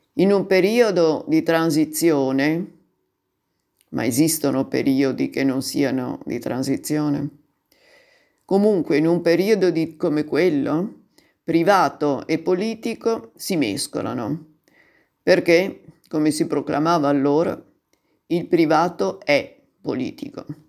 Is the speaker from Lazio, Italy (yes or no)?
no; Turin, Piedmont, Italy; io sono del 52 di Torino